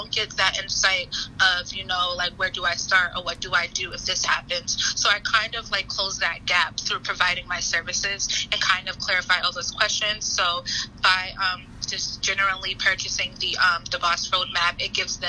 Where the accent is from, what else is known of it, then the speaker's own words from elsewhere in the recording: Boston, Massachusetts, United States; moved away as an adult; now in Philadelphia, United States; I am from Boston, Massachusetts, and I came to Philadelphia